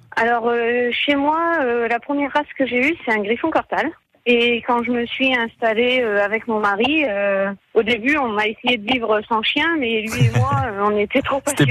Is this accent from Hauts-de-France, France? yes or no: yes; Picardy, Hauts-de-France, France; on est picard